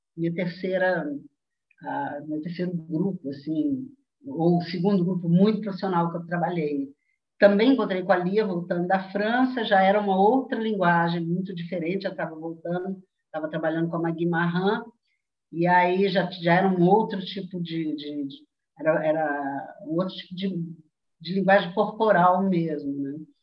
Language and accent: Portuguese; Belo Horizonte, Minas Gerais, Brazil; moved away; em Belo Horizonte, de onde eu venho, né? de onde eu fui. Fui de Belo Horizonte um dia.